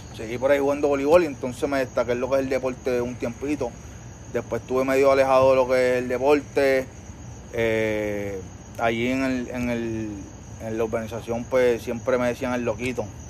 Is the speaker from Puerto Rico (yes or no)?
yes; Trujillo Alto, Puerto Rico; yo soy un muchachito de Trujillo Alto. Nacido y criado allá en Trujillo Alto